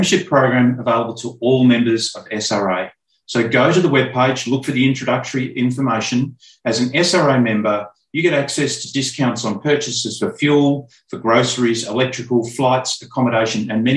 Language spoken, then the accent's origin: English; Mildura, Victoria, Australia; my hometown, Mildura